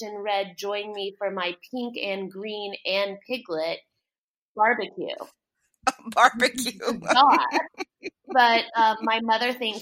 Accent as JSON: {"language": "English", "region": "South Texas", "country": "United States", "tie": "born or raised there", "also_born_or_lived": "New York", "moved": "yes", "lives_now": "Savannah, United States", "said": "I grew up in South Texas, and then I moved to Savannah, a long time ago, because South Texas is so hot"}